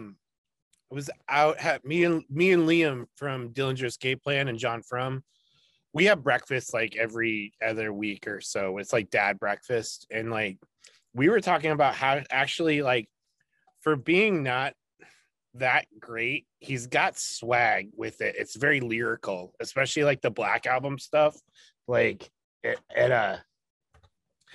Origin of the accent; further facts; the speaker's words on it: Pennsylvania, United States; moved away as an adult; also born or lived in Chicago; Back when we moved away from Chicago, before we moved to Pennsylvania. We moved back to my home